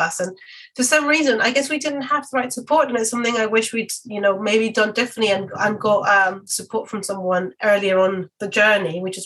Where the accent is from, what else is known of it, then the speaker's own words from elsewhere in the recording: Mexico; now in London, United Kingdom; I'm from Mexico